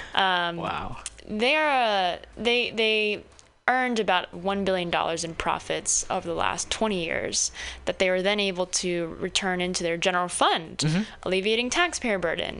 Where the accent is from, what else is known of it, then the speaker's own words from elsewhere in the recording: Southern California, United States; moved away as an adult; now in San Francisco, United States; I grew up in Southern California and I came out here to go to Stanford